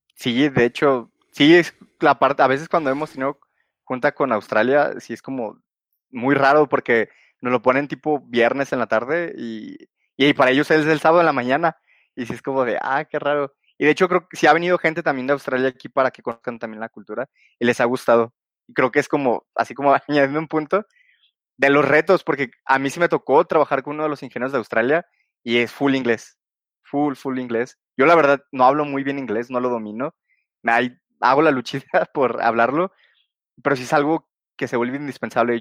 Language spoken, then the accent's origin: Spanish; Guadalajara, Jalisco, Mexico; soy de Guadalajara y resido actualmente aquí en Guadalajara